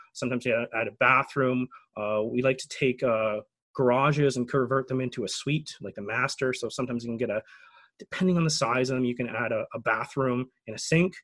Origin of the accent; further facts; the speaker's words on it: Canada; as a Canadian